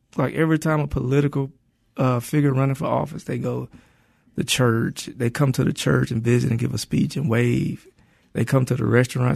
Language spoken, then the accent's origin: English; Atlanta, Georgia, United States; moved away as an adult; also born or lived in Inglewood, Los Angeles / New York; now in Los Angeles, United States; I'm from Atlanta.